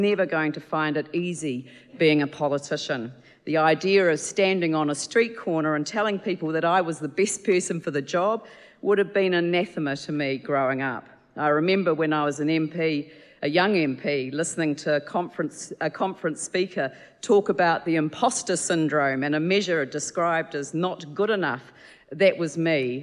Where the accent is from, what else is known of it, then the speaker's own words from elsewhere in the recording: Christchurch, Canterbury, New Zealand; born and raised in Christchurch